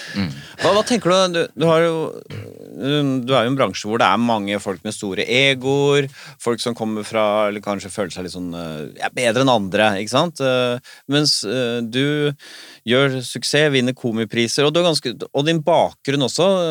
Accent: Bærum, Akershus, Norway; Jeg er jo fra Bærum, riktignok Rykken

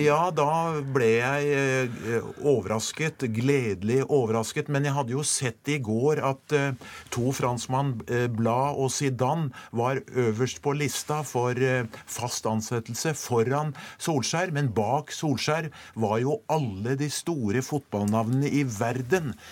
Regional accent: Norway; jeg er fra Norge

